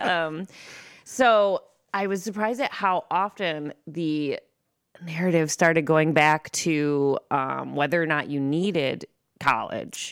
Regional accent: Monroe, Michigan, United States; also born or lived in Lincoln Park, Michigan; I'm from Monroe, Michigan, well, Lincoln Park, Michigan, then Monroe, Michigan

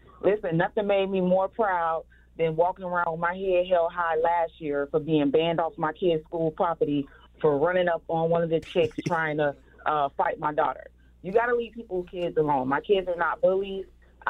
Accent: Miami, Florida, United States; I'm from Miami.

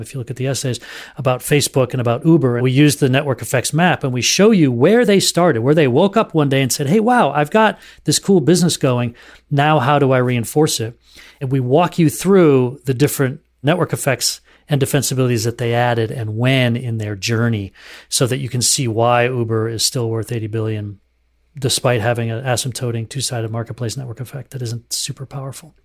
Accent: Duxbury, Massachusetts, United States; also born or lived in southern New Hampshire; I grew up in the Boston area in southern New Hampshire in in Duxbury, Mass

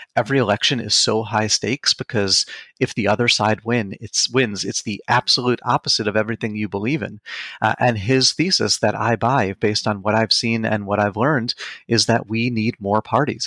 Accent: Long Island, New York, United States; also born or lived in Queens, New York; I was born in Queens, New York, grew up on Long Island

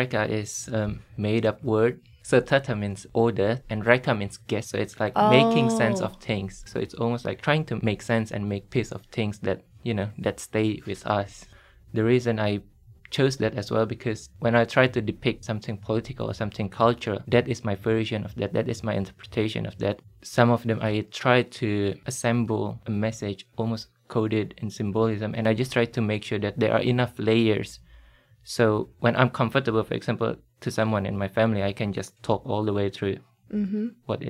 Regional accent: Indonesia; born or raised there; now in Sydney, Australia

